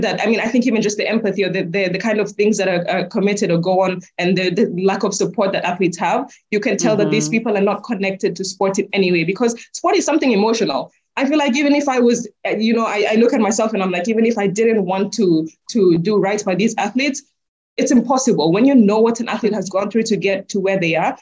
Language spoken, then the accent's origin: English; Kenya; I'm proudly Kenyan